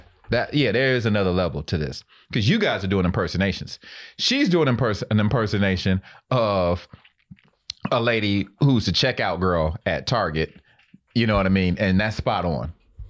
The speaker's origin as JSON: {"language": "English", "region": "Georgia", "country": "United States", "said": "I thought maybe they do that in L.A. I'm from Georgia. I'm not going to judge."}